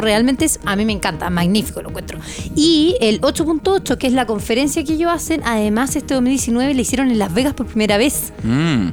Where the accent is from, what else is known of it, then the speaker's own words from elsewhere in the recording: Chile; nosotros como chilenos